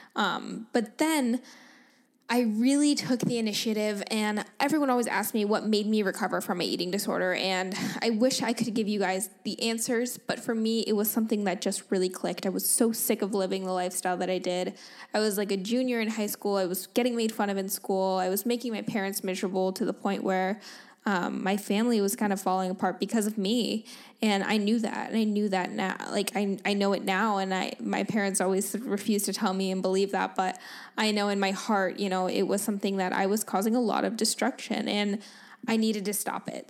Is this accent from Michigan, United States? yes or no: no; Dunedin, Florida, United States; moved away as an adult; also born or lived in Liverpool, England; now in San Diego, United States; I was born in Florida, in Dunedin, Florida, which is close to Saint Petersburg